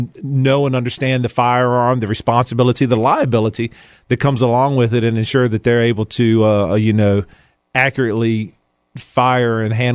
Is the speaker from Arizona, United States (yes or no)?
no; Chesterfield, Virginia, United States; Man, I grew up in Chesterfield. Parents live in Chesterfield. I've been in Chesterfield, Thomasdale High School. So I've been here all my life.